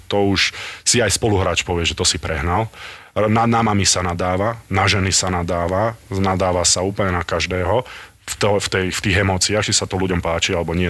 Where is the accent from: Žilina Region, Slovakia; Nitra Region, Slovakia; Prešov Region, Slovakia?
Nitra Region, Slovakia; Nitra; som z Nitry